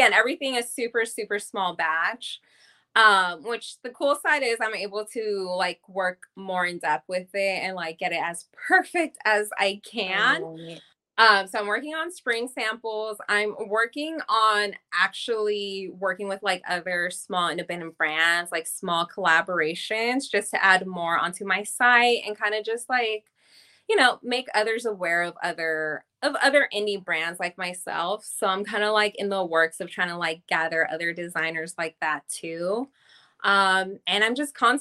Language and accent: English; Bay Area, California, United States; moved away as an adult; now in Los Angeles, United States; I'm originally from the Bay Area, but I've been in LA for a little over 10 years now